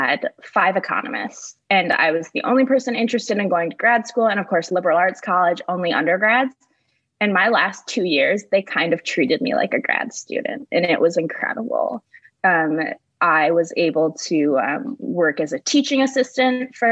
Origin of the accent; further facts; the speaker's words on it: Michigan, United States; I grew up in Michigan, about 30 minutes away from East Lansing, but not towards the west